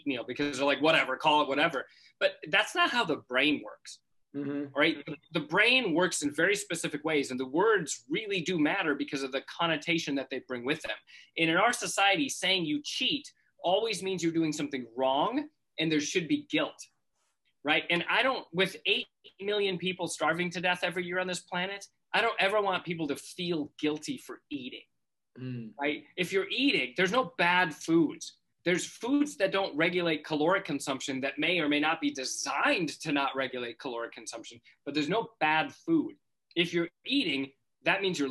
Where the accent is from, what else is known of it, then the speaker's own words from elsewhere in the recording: North Dakota, United States; in North Dakota where I grew up